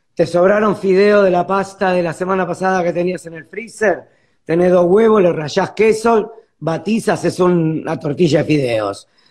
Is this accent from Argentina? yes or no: yes; Buenos Aires, Argentina